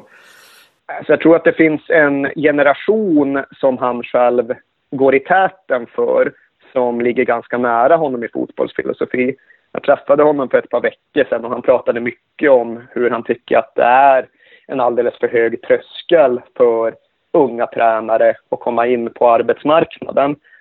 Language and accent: Swedish; Malmberget, Norrbotten County, Sweden; Malmberget där jag kommer ifrån